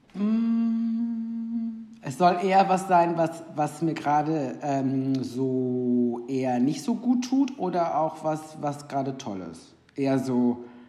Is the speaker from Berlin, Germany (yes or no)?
no; Ruhr area, North Rhine-Westphalia, Germany; also born or lived in Cologne; ich bin aus dem Ruhrgebiet eigentlich, habe aber in Köln ähm, drei Jahre gewohnt